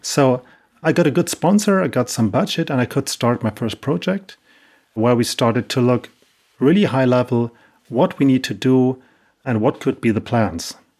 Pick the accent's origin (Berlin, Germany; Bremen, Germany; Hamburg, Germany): Hamburg, Germany; I'm from Hamburg, Germany